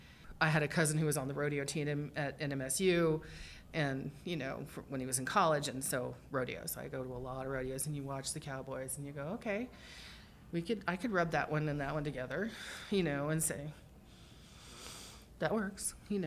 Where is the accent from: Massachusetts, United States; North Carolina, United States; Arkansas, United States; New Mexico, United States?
New Mexico, United States; Las Cruces; I grew up in Las Cruces, New Mexico, you know, 45 minutes from El Paso, but I'd only ever been to El Paso in Texas.